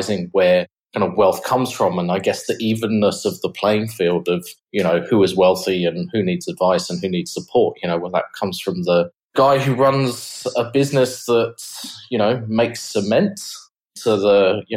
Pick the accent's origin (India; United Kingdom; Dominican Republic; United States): United Kingdom; England; moved away as an adult; now in Australia; as you can probably tell from my accent, I'm from the UK originally.